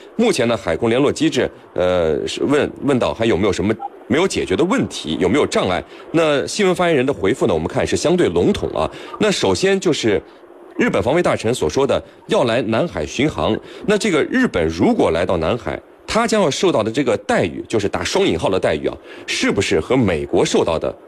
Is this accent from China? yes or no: yes; China; 我们中国方面